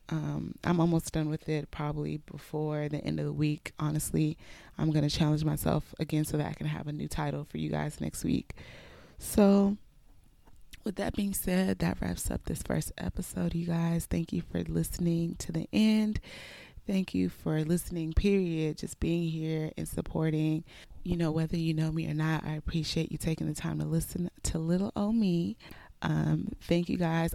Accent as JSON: {"language": "English", "town": "Houston", "region": "Texas", "country": "United States", "tie": "born or raised there", "also_born_or_lived": "Nigeria", "said": "I was born in Nigeria, raised in Houston, Texas, and have pretty much been here my whole life."}